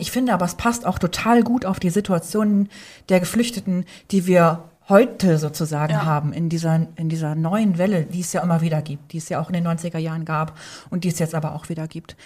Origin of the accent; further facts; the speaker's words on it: Northern Germany, Germany; moved away; ich bin ja direkt am Deich aufgewachsen und da spricht man Platt